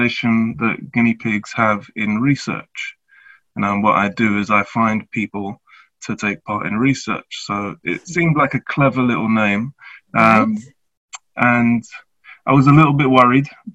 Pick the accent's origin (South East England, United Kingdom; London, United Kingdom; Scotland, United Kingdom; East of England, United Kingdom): London, United Kingdom; I'm of mixed heritage, Jamaican and English. I grew up in Tottenham